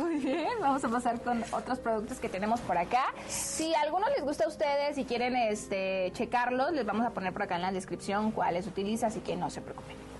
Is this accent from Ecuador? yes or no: no; Guadalajara, Jalisco, Mexico; moved away; yo no soy de aquí, pero yo, o sea, soy, soy de Guadalajara, que también ah, es parte de México.